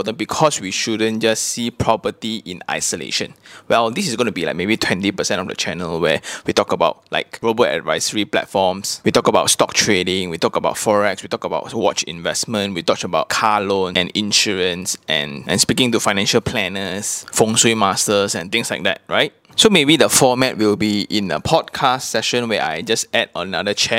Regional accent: Malaysia; accent: Manglish; my English speaking accent, my Manglish

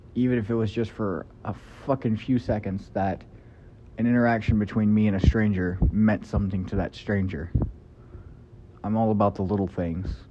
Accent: Kentucky, United States; moved away; I grew up in Kentucky

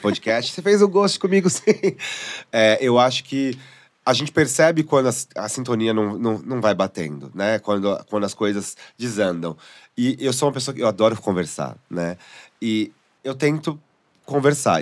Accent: São Paulo, Brazil; eu sou de São Paulo

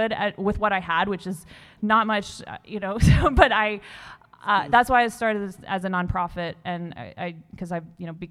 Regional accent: Midwest, United States; moved away; also born or lived in Colorado / the South / Brooklyn; I grew up in the Midwest. I moved to Colorado. I moved to the South

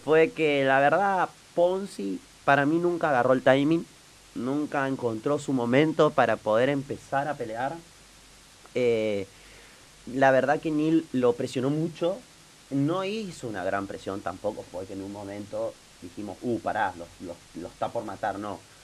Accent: Argentina; nosotros como argentinos

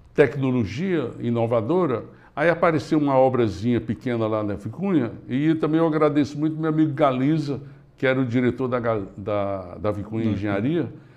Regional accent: Limoeiro do Norte, Ceará, Brazil; also born or lived in Fortaleza; ficamos em Limoeiro até 10, 12 anos de idade

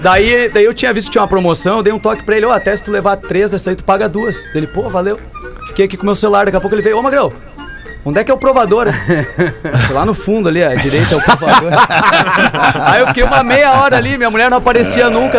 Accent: Sapiranga, Rio Grande do Sul, Brazil; Eu sou de Sapiranga, grande Sapiranga.

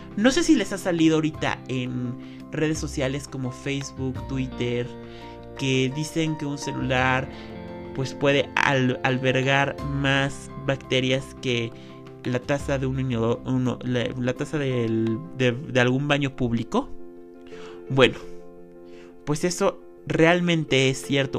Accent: Mexico; como mexicanos

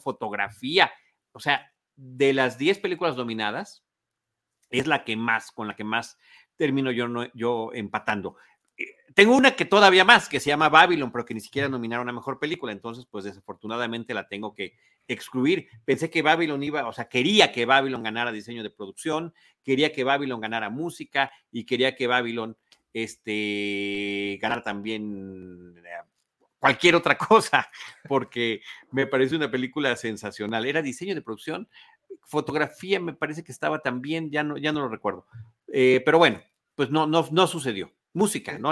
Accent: Mexico; como mexicanos

